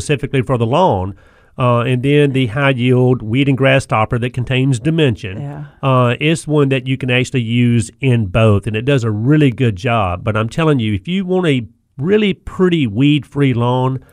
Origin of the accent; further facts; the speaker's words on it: the South, United States; growing up in the South